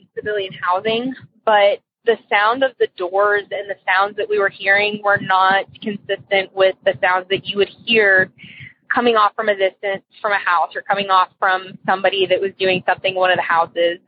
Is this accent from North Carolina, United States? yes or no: no; Texas, United States; also born or lived in Hawaii; I'm from Texas, and um, I used to live in Hawaii.